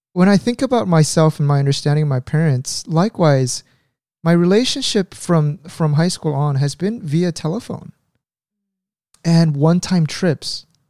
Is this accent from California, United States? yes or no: yes; Orange County, California, United States; moved away as an adult; also born or lived in Indiana; now in Korea; I grew up in California in Orange County, and our, of course, my parents' home was there